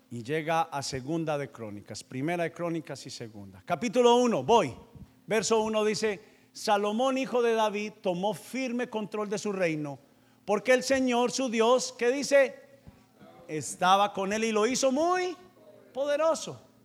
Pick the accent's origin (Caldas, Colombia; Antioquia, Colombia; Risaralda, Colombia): Antioquia, Colombia; Paisa; yo soy vendedor y soy paisa